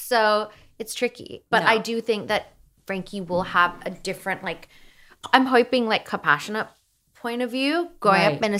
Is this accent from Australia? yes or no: yes; Australia; I'm from down under.